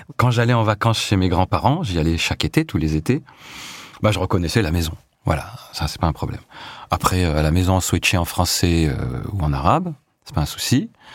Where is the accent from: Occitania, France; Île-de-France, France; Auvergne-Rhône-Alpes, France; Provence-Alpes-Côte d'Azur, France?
Auvergne-Rhône-Alpes, France; Échirolles; moved away as an adult; also born or lived in La Tronche / Paris; Donc je suis né effectivement à La Tronche, à l'île verte dans le centre-ville, on y est resté quelques années. Et puis en 74, euh, mon père euh, a travaillé à Échirol, qui est une commune voisine.